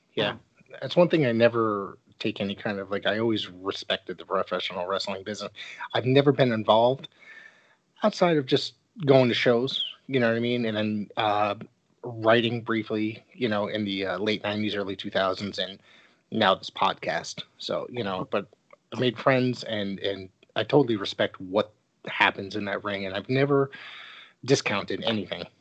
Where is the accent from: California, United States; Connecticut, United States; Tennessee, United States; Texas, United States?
Connecticut, United States